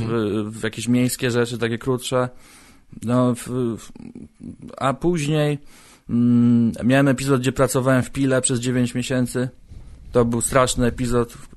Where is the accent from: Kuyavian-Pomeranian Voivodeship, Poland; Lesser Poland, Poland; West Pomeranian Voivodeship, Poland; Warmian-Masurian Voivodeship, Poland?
West Pomeranian Voivodeship, Poland; Koszalin; moved away as an adult; also born or lived in Warsaw / Gdańsk; now in Poznań, Poland; Ja pochodzę z Koszalina, tam się urodziłem. Aha. I tam żyłem do 20 roku swojego życia